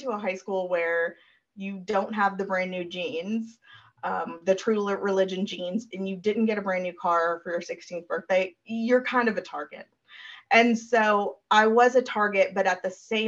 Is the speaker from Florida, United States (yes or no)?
no; Brentwood, Tennessee, United States; I went to Brentwood High, which is... in Nashville, there is a suburb of Nashville called Brentwood